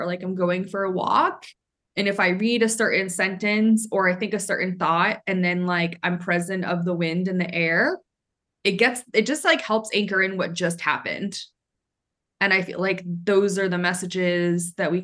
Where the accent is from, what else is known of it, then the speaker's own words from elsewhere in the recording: Maine, United States; moved away; I grew up in Maine